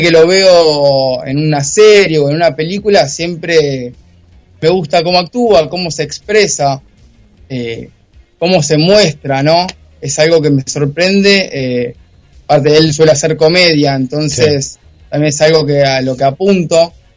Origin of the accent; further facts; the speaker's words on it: Zona Norte, Buenos Aires Province, Argentina; yo soy de zona norte, ahora estoy viviendo en Olivos